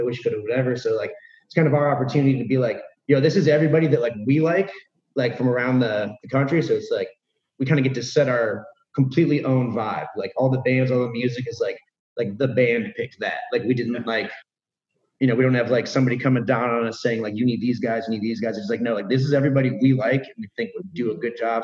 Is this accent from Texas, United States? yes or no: no; Cleveland, Ohio, United States; we're from Cleveland, like the Midwest